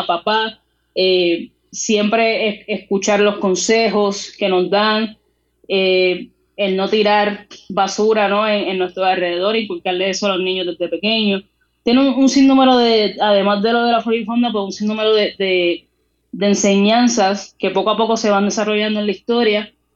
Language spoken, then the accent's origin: Spanish; Puerto Rico; lo que somos nosotros como puertorriqueños y nuestras raíces